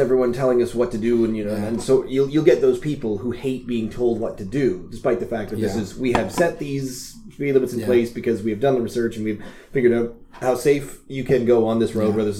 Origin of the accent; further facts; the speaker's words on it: Canada; this is pretty much where I've been born and raised